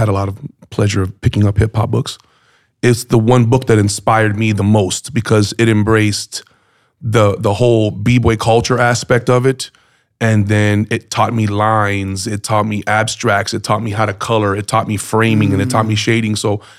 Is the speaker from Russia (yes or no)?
no; Miami, Florida, United States; my roots are in Miami.